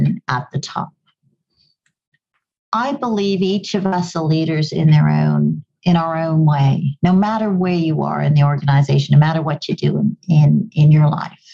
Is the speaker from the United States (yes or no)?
no; Kenya; accent: a bit of an English accent; also born or lived in Goa, India; now in Canada; I grew up in Kenya, I have a bit of an English accent because it used to be a British colony. And of course, I now live in Canada